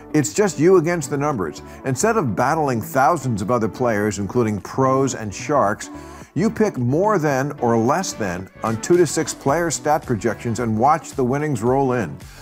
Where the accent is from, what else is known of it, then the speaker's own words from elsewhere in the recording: New York area, New Jersey, United States; moved away; I grew up in the New York area